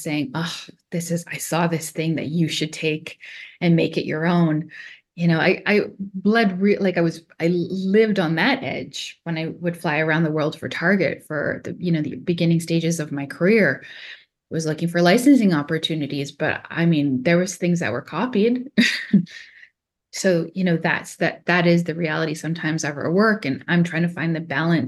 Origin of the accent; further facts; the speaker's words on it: Canada; I'm secretly Canadian